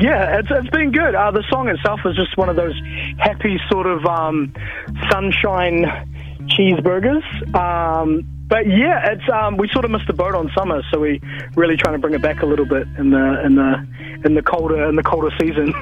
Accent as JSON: {"language": "English", "town": "Cromwell", "region": "Otago", "country": "New Zealand", "also_born_or_lived": "Dunedin", "said": "I was born in Dunedin. I'm actually from Cromwell"}